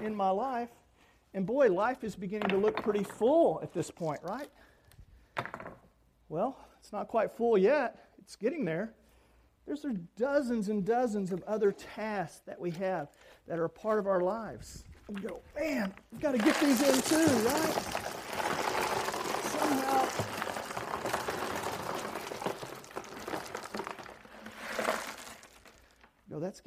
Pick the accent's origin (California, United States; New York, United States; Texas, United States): Texas, United States; North; moved away; also born or lived in Orlando; I was raised in North Texas